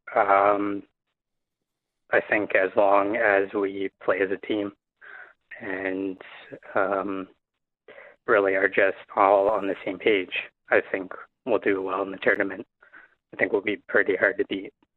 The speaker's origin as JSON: {"language": "English", "town": "Windsor", "region": "Ontario", "country": "Canada", "said": "I'm from Windsor"}